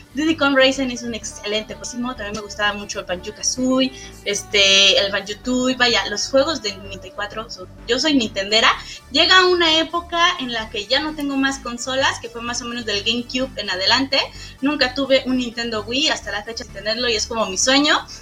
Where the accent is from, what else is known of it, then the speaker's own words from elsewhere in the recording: Michoacán, Mexico; also born or lived in Iztapalapa; now in Torreón, Mexico; yo soy originaria de Michoacán, toda esa historia que te estoy contando es cuando yo estaba en Michoacán